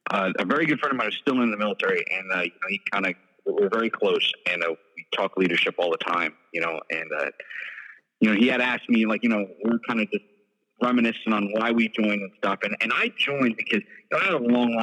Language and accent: English; New York City, New York, United States; I was born and raised in New York City